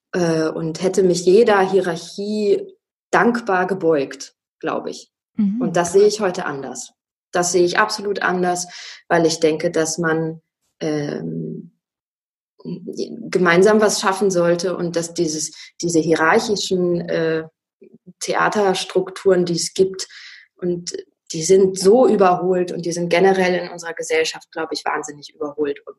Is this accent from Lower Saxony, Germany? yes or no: yes; Wolfsburg, Lower Saxony, Germany; also ich bin in Wolfsburg aufgewachsen und ähm, da ist alles so recht solide